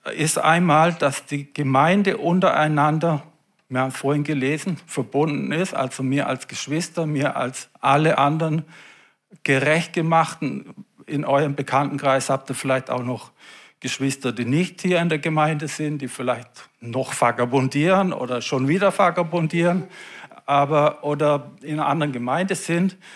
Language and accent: German; Germany; bei uns in Deutschland